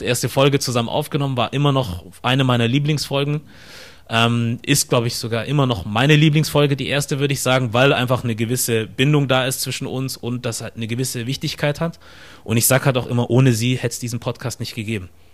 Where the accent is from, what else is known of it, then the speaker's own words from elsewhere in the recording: Ostfildern, Baden-Württemberg, Germany; moved away as an adult; now in Hamburg, Germany; ich komme aus Stuttgart ursprünglich, aus der Nähe von Stuttgart, Ostfildern, um genau zu sein äh, hier in Deutschland geboren